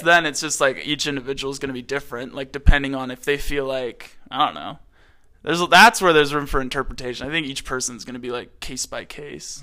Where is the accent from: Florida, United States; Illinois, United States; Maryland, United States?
Maryland, United States; moved away; I'm from Maryland, East Coast.